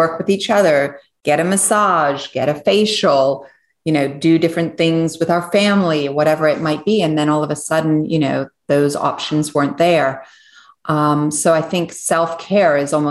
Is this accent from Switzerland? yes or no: yes; Switzerland; moved away; So I was born in Switzerland and I was born on a biodynamic farm.